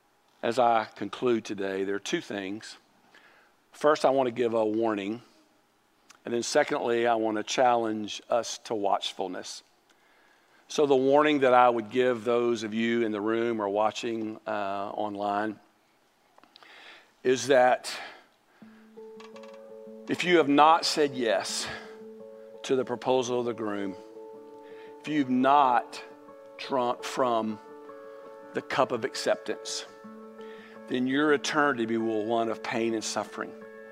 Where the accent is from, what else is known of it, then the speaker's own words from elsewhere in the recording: Mobile, Alabama, United States; Now let me tell you, I grew up in Mobile, and I don't like Mardi Gras, and I don't like what Mardi Gras stands for, and we didn't participate in Mardi Gras.